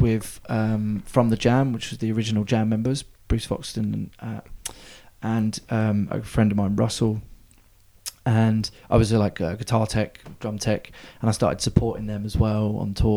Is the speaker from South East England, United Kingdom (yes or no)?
yes; Bognor Regis, South East England, United Kingdom; I grew up in Bognor Regis down the road.